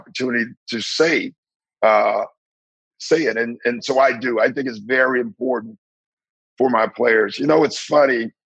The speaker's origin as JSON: {"language": "English", "town": "Maywood", "region": "Illinois", "country": "United States", "moved": "yes", "said": "I'm from Maywood, and I'm black"}